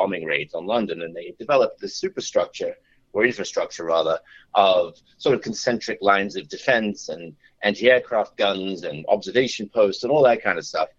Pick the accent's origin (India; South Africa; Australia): Australia; also born or lived in New York City / England; I was born in New York, and then and as younger, we moved to Australia. So, and then I went to some school and university in England.